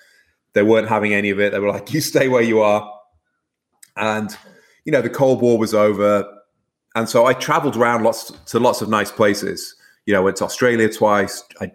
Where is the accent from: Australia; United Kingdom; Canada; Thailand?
United Kingdom; Manchester, North West England; And I grew up mostly in Manchester, the northwest of England, kind of a grim industrial city far away from the sea.